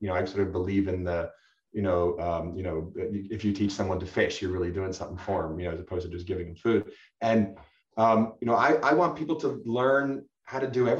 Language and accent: English; Northeast, United States; now in San Diego, United States; I'd never lived on the West Coast. I grew up in the Northeast and, you know, I really know the plants very, very well and much of the East Coast